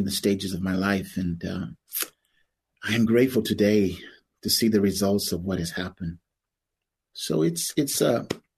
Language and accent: English; Tulsa, Oklahoma, United States; growing up in Tulsa's a very small, it was a very small town at that time